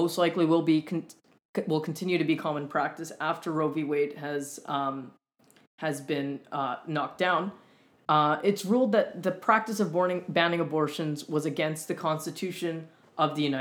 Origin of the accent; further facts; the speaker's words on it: Winnipeg, Manitoba, Canada; moved away as an adult; now in Montreal, Canada; I'm originally from a little bit further west in Canada than Montreal. I'm from Winnipeg, Canada.